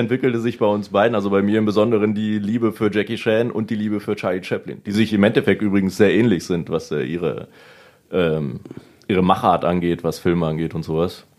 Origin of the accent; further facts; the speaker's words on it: Salzgitter, Lower Saxony, Germany; in Salzgitter geboren und wir haben uns jetzt nicht äh, regional weit von Salzgitter wegbewegt